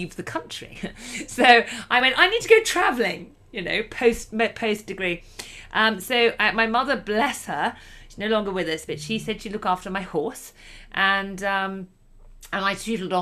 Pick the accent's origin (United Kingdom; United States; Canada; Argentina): United Kingdom; I'm from the United Kingdom. I live just about an hour and a half outside of London.